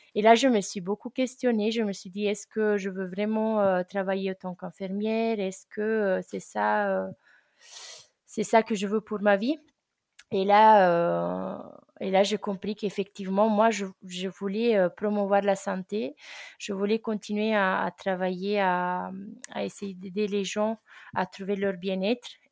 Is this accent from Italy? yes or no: yes; Italy; French is a second language; moved away as an adult; also born or lived in Ardèche, France; now in France; je suis italienne et ça fait un an que j'habite en France, plus précisément en Ardèche